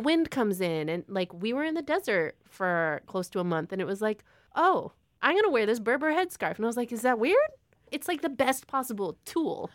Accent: United States; As an American

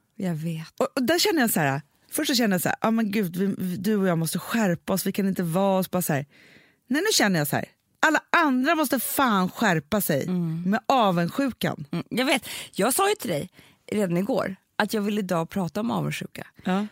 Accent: Sweden; vi är svenskar

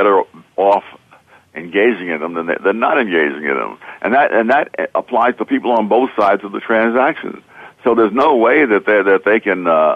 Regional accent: New York City, New York, United States; I grew up in Harlem

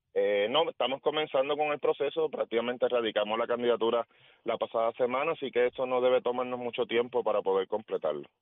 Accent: Guánica, Puerto Rico; moved away as an adult; now in Mayagüez, Puerto Rico; Yo, yo nací en Guánica y eso, eso está claro. Yo a mis 18 años me mudé para Mayagüez para estudiar en el colegio

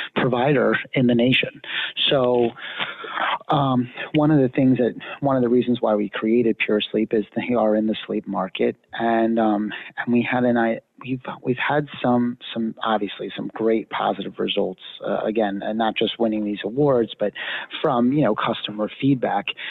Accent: Pennsylvania, United States; moved away; I'm actually from Pennsylvania originally

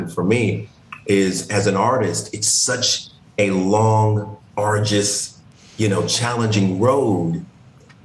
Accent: Indiana, United States; I come from Indiana

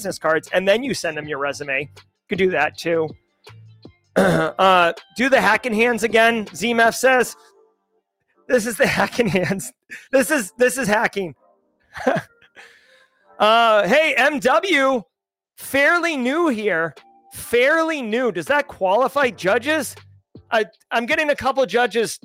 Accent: Massachusetts, United States; accent: Massachusetts; moved away; My accent doesn't really come out, but if you get a couple beers, a couple beers in me and, or I'm in Massachusetts. It's, it comes out wicked strong

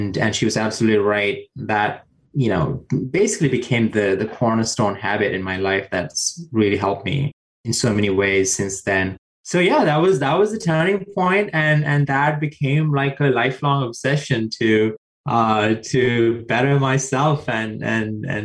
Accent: Sri Lanka; moved away; I grew up in South Asia and Sri Lanka

